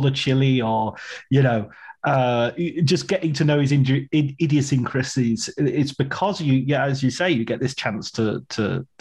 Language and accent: English; England, United Kingdom; I'm from England